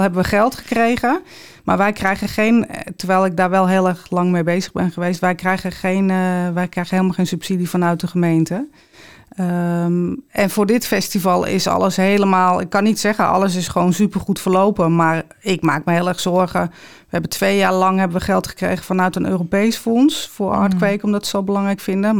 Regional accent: Amsterdam, North Holland, Netherlands; Ik ben opgegroeid in de Jordaan in Amsterdam

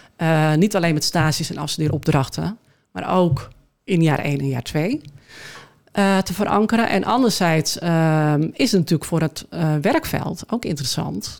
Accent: Schoorl, North Holland, Netherlands; also born or lived in Amsterdam; now in Alkmaar, Netherlands; Ik ben eh, geboren in Schorrel

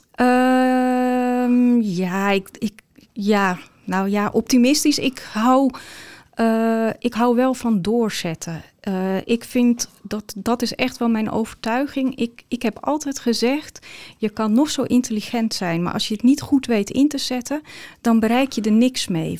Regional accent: Ursem, North Holland, Netherlands; also born or lived in Amstelveen / Amsterdam; now in Alkmaar, Netherlands; geboren in Amstelveen opgegroeid in Ursem

